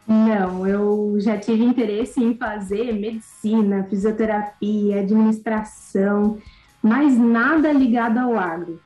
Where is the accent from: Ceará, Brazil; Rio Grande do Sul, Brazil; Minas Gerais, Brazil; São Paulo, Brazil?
São Paulo, Brazil; Cerqueira César; born or raised there; also born or lived in Xanxerê, Santa Catarina